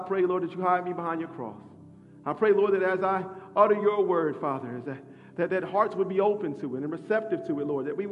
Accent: Midwest, United States; also born or lived in West End, Atlanta; now in Atlanta, United States; as a Midwesterner

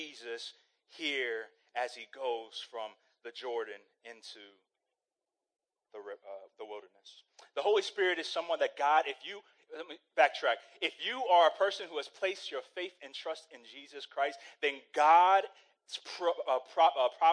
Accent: Saudi Arabia; moved away; I grew up in Saudi Arabia

